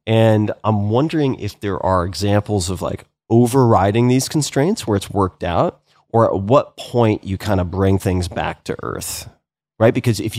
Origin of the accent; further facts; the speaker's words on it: New York, United States; We all know Modell's. Growing up on Long Island, yeah.